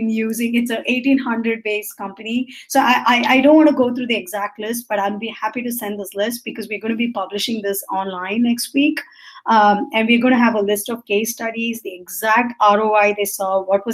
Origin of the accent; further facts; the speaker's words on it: India; I'm Indian, so I grew up in the way my parents asked me